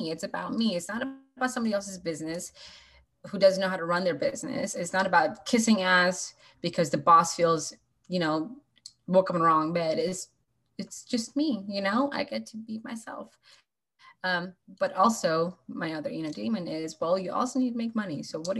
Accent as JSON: {"language": "English", "region": "Washington", "country": "United States", "said": "I'm from Washington State. That's why I picked 360."}